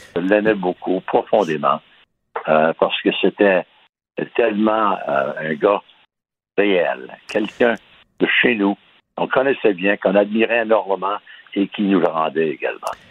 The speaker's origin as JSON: {"language": "French", "town": "Baie-Comeau", "region": "Quebec", "country": "Canada", "tie": "born or raised there", "said": "je suis né à Bécomo"}